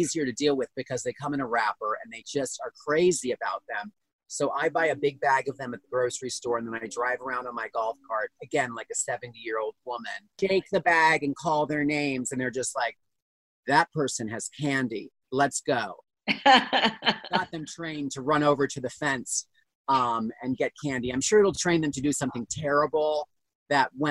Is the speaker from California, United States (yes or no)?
no; Pennsylvania, United States; I'm from Pennsylvania. I'm from very close to where I am right now. And I grew up, we always had horses